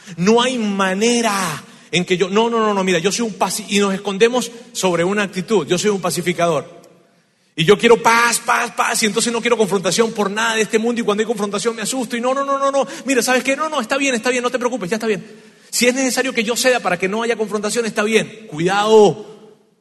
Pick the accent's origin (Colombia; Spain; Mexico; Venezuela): Venezuela; moved away; En mi tierra hay una, hay una frase, en Venezuela hay una frase que decimos así